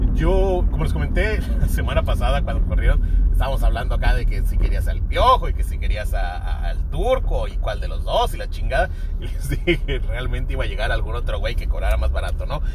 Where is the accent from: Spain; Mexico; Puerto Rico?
Mexico; Tijuana, Baja California; aquí crecí